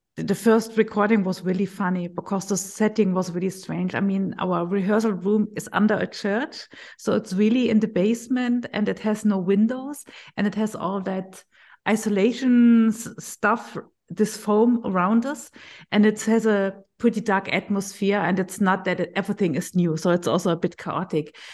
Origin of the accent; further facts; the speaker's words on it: Berlin, Germany; I'm from Berlin. I'm working for Link Medical